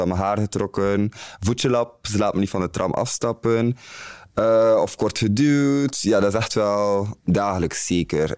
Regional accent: Bruges, Flanders, Belgium; moved away as an adult; now in Antwerp, Belgium; ik kom uit Brugge, dat is heel anders daar

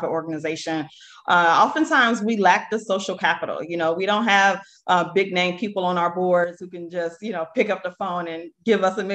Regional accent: Chicago, Illinois, United States; I'm actually born and raised on the South Side of Chicago, a South Shore community to be exact.

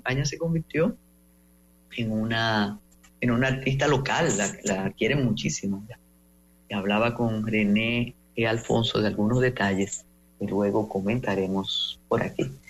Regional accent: Dominican Republic; Usted que sabe lo que es frío y sabe lo que somos eh, los dominicanos y las dominicanas

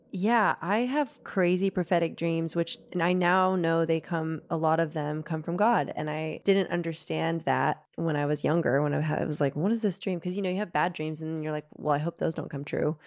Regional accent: Nashville, Tennessee, United States; moved away as an adult; also born or lived in Liverpool, United Kingdom; now in United Kingdom; growing up in Nashville

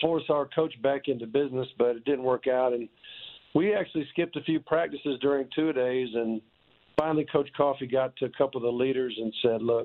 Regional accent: Omaha, Nebraska, United States; I was born in Omaha

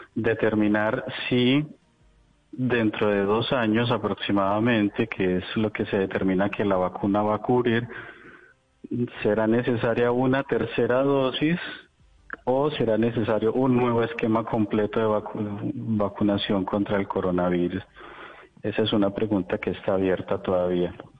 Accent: Colombia; now in Moscow, Russia; yo pues soy tan colombiano como ustedes

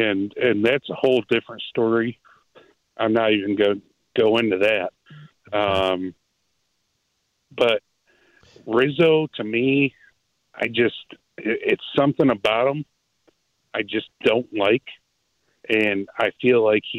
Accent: Chicago, Illinois, United States; Anyways, I'm from the Chicago area. I moved down here.

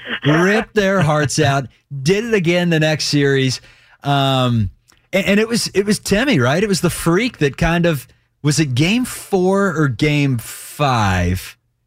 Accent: Cincinnati, Ohio, United States; also born or lived in Athens, Ohio; I was in college at the time, and up in Athens, Ohio, and I'm from Cincinnati, so that was obviously a big Reds town.

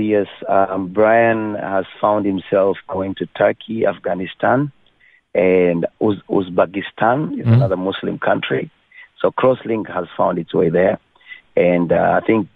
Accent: Kenya; moved away; I was born in Kenya

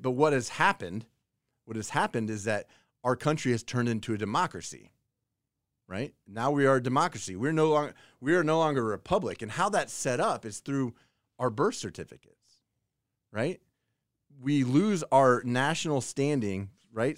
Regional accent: Kansas, United States; I was born in Kansas.

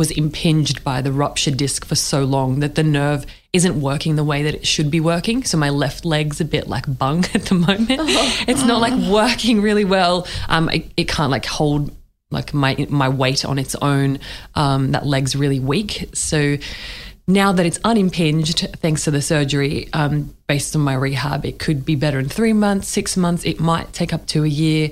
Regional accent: Australia; I'm Middle Eastern origin background. Like I was born in Australia, but like I look different to lots of people where I grew up

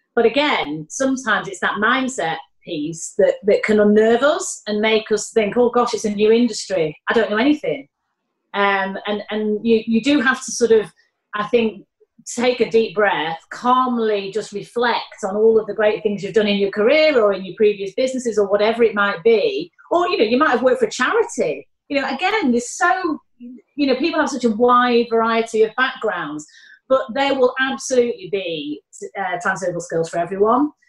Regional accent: Manchester, North West England, United Kingdom; accent: Mancunian; now in London, United Kingdom; my Mancunian accent

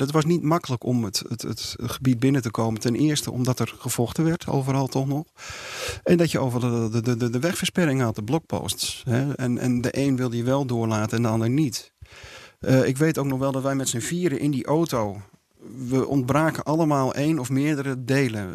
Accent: Netherlands; als Nederlanders

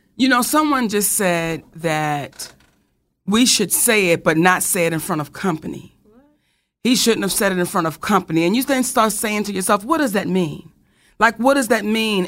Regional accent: Randallstown, Maryland, United States; we grew up in Randallstown, Maryland, back in the late 70s, early 80s

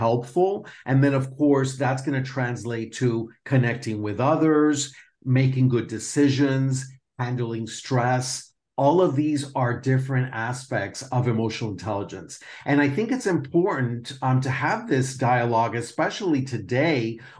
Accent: Miami, Florida, United States; moved away as an adult; also born or lived in Perth, Australia; now in Spain; I'm a native from Miami, and I have lived in a couple different places in the world that I also call home, like Perth, Australia, and now Spain.

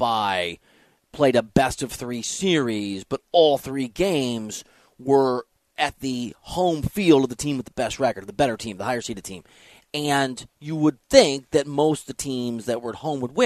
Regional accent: Dubuque, Iowa, United States; moved away; Shout out to my hometown back in the day

